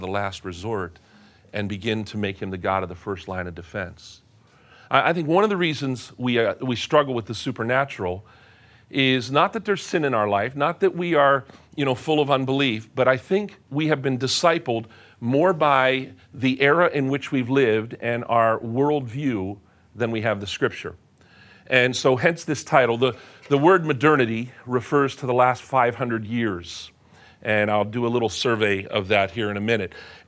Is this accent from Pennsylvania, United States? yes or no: yes; Pennsylvania, United States; When I was a kid growing up in Western Pennsylvania, go Steelers, my dad was a pastor